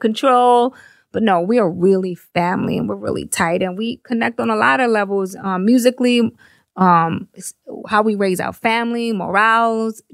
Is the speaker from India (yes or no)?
no; New York City, New York, United States; We're both from the Bronx. She's from Castle Hill. I'm from Hunts Point